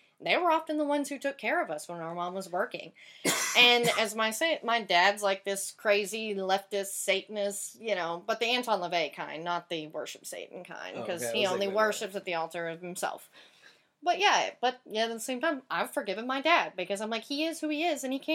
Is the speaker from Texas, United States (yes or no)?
yes; Tyler, Texas, United States; also born or lived in Dallas; now in Los Angeles, United States; I grew up in the Bible Belt, Tyler, Texas